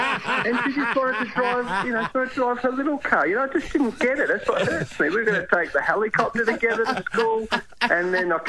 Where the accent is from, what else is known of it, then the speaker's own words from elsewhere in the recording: Australia; this is the beautiful thing about being Australian.